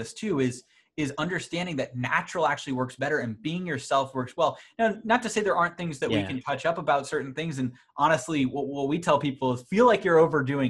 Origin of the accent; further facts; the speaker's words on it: suburbs of Boston, Massachusetts, United States; kind of grew up in the suburbs of Boston